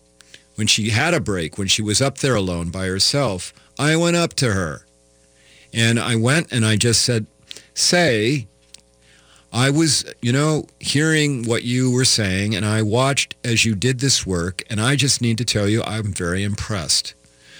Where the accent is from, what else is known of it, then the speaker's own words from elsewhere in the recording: Iowa, United States; now in Minnesota, United States; I'm not from Minnesota, I'm from Iowa